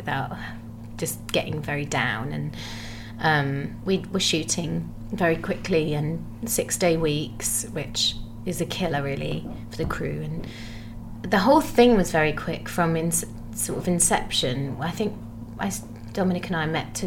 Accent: Gravesend, South East England, United Kingdom; moved away; when I was growing up in Gravesend.

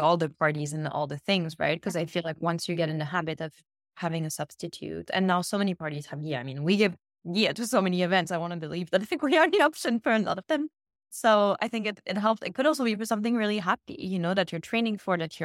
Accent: Cannes, Provence-Alpes-Côte d'Azur, France; moved away; the little beach kiosk where I grew up in Cannes

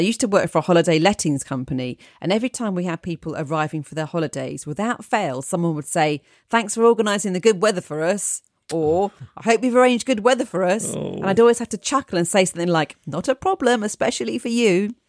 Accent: Ireland; moved away as an adult; now in United Kingdom; come from a small town in Ireland, but despite having lived in the UK for many years, I've not lost my accent.

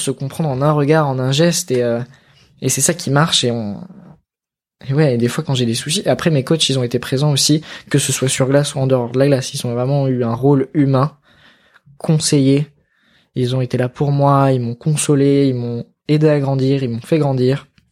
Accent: Grenoble, Auvergne-Rhône-Alpes, France; moved away; Je suis originaire de là-bas. J'ai grandi à Grenoble

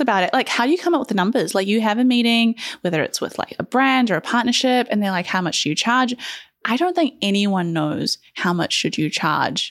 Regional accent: New Zealand; I am from New Zealand

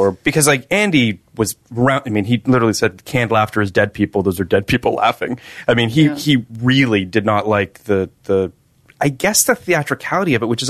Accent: Toronto, Ontario, Canada; My hometown.

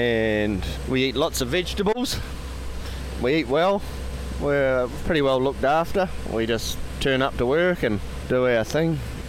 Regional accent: Jackson Bay, West Coast, New Zealand; Oh, I grew up in Jackson Bay, which is 3.5 hours from here, 20 knots.

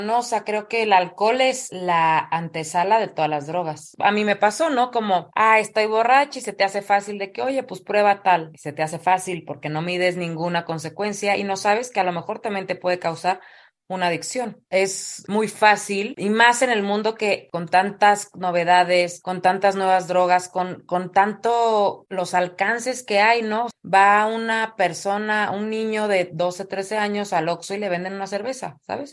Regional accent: Morelia, Michoacán, Mexico; yo soy de Morelia

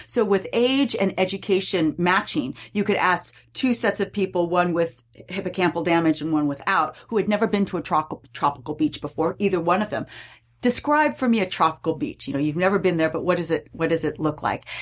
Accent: California, United States; I grew up in California

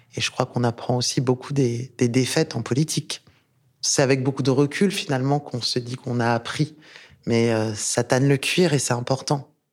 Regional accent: France; also born or lived in Rabat, Morocco / Tangier, Morocco / Thouars, Deux-Sèvres, France; Donc je suis née à Rabat et j'ai grandi à Tanger, qui est une magnifique ville euh, très cosmopolite euh, dans le nord du Maroc. Et je suis venue en France parce que ma mère était prof d'anglais

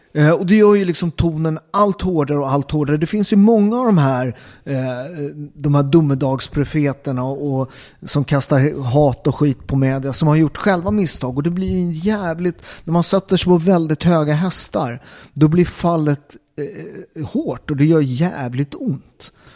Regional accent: Upplands Väsby, Stockholm County, Sweden; jag är uppväxt i Upplands Väsby, en förort eh, till Stockholm.

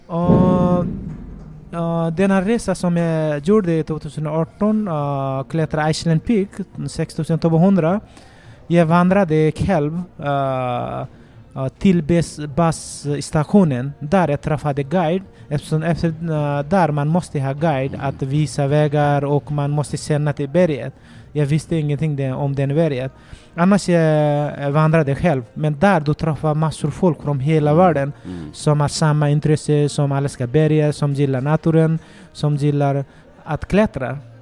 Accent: Nepal; Swedish is a second language; moved away as an adult; now in Sweden; Ja, jag kommer från Nepal. Det är västra Nepal och en bergområde där jag uppväxte och jag pluggade till gymnasiet i skolan där.

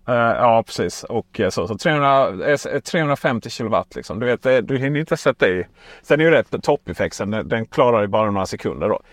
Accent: Ronneby, Blekinge, Sweden; jag är från Ronneby

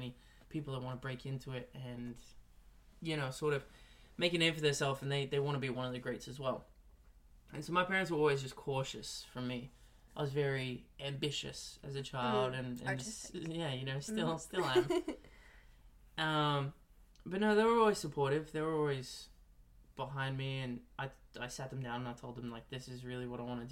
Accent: Melbourne, Victoria, Australia; moved away as an adult; now in Los Angeles, United States; I was born and raised in Melbourne and spent all my life there and grew up there

